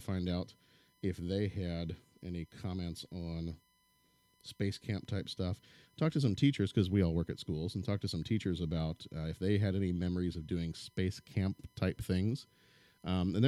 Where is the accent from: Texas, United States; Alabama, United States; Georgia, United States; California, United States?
Texas, United States; now in Illinois, United States; I grew up in Texas